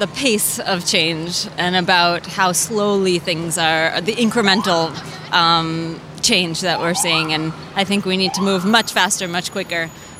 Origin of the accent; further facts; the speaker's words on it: New York, United States; I'm from New York.